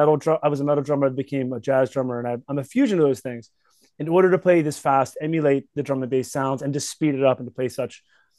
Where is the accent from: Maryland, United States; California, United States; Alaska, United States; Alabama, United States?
Maryland, United States; Baltimore; moved away as an adult; now in Chicago, United States; I moved from Baltimore originally. So that's where I'm from.